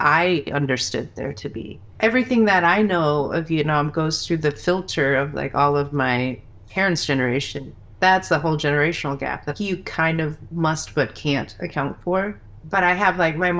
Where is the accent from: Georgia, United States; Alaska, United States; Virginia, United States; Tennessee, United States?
Virginia, United States; D.C.; moved away; I grew up in Virginia, like right outside Washington, D.C.